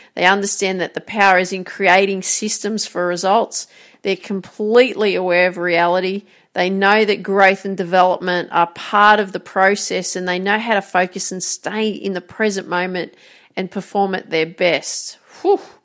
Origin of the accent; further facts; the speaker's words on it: Grafton, New South Wales, Australia; So I grew up in Grafton, called the Jacaranda City.